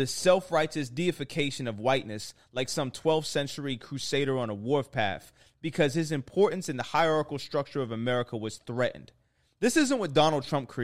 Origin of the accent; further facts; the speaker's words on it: Toronto, Ontario, Canada; I'm from Toronto